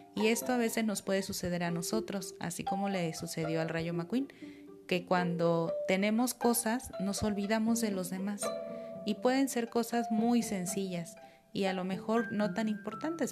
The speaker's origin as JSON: {"language": "Spanish", "country": "Mexico"}